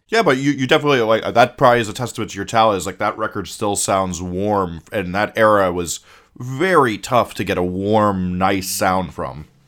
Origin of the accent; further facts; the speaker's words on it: Montclair, New Jersey, United States; I grew up in Montclair